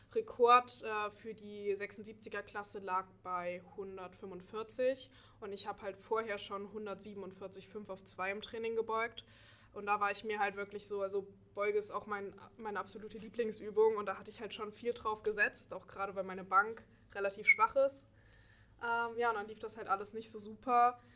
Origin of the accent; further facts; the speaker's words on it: Dresden, Saxony, Germany; moved away as an adult; now in Göttingen, Germany; ich komme ursprünglich aus Dresden und bin vor einem Jahr nach Göttingen gezogen für das Studium